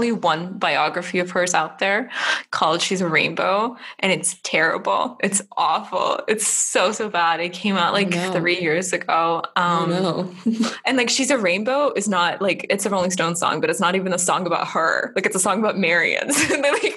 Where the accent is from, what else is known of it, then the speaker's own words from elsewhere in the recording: Germany; moved away; I grew up in Germany